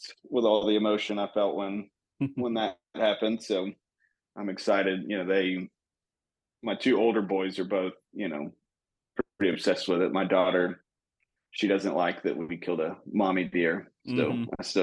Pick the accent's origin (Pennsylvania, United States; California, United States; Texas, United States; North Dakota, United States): Texas, United States; Born and raised in Texas